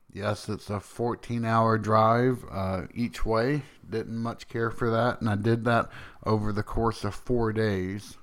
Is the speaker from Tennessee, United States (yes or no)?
yes; Tennessee, United States; also born or lived in Boston; I am from Tennessee